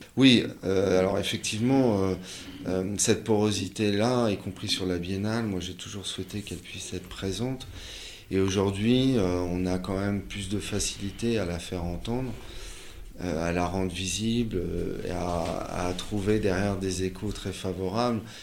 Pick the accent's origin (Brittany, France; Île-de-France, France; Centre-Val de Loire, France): Île-de-France, France; Paris; je suis parisien, je suis né euh, à, Paris euh, dans le 18e, j'ai vécu dans le, dans le 20e